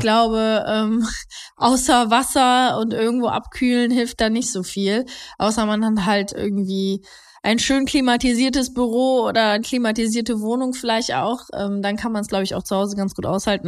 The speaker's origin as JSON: {"language": "German", "town": "Heinsberg", "region": "North Rhine-Westphalia", "country": "Germany", "said": "nee, ich bin nicht gebürtige Mönchengladbacherin. Ich komme eigentlich aus, äh, aus Heinsberg"}